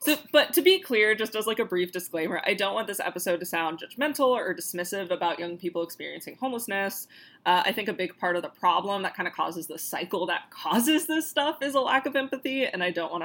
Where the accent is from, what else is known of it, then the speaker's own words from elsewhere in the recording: Florida, United States; we're from Florida